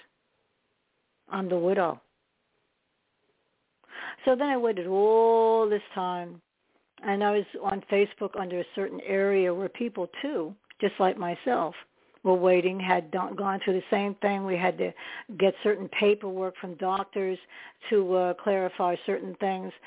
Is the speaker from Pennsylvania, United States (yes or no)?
no; New York City, New York, United States; I was born in New York, but I lived mostly in Staten Island